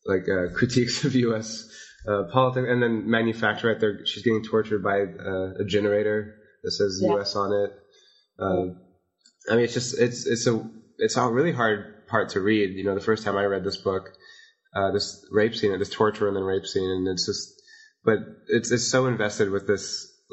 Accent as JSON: {"language": "English", "town": "Las Vegas", "region": "Nevada", "country": "United States", "tie": "born or raised there", "said": "I grew up in Las Vegas"}